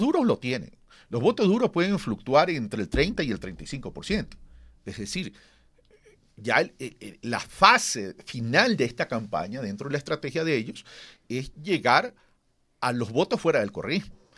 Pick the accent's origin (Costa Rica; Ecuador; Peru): Ecuador; como ecuatorianos